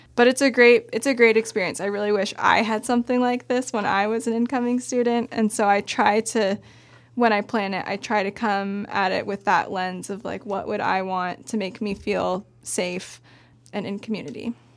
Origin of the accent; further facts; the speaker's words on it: Bend, Oregon, United States; I grew up in Bend, went to Summit High School